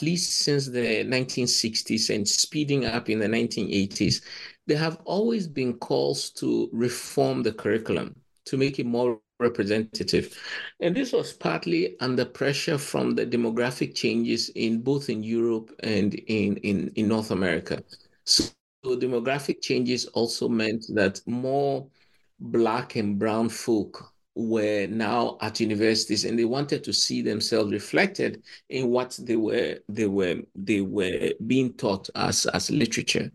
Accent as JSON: {"language": "English", "country": "Ghana", "also_born_or_lived": "Cambridge, United Kingdom", "moved": "as an adult", "said": "I come from Ghana, but I did Nigerian literary history"}